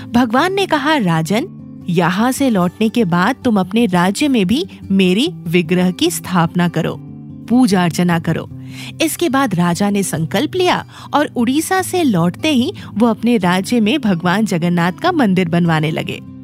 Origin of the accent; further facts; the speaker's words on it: Ranchi, Jharkhand, India; हमारे शहर रांची